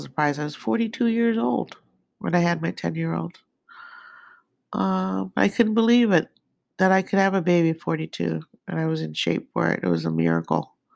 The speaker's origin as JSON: {"language": "English", "region": "Nakhon Ratchasima", "country": "Thailand", "tie": "born or raised there", "said": "I was born in Kerat, which is North Carolina Sima in Thailand"}